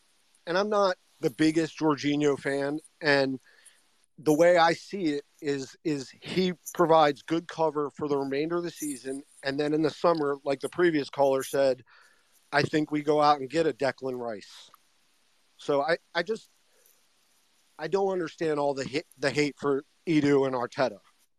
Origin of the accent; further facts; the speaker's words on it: United States; me as an American.